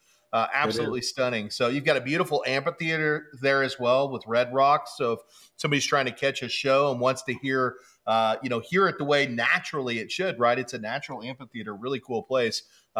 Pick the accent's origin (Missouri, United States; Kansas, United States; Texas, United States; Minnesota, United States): Kansas, United States; I'm from Kansas originally